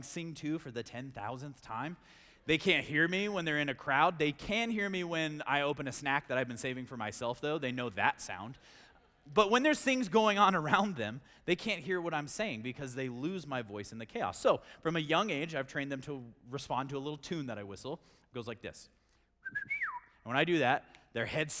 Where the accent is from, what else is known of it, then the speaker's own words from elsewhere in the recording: Grand Junction, Colorado, United States; also born or lived in Durango; I grew up here in Grand Junction, born and raised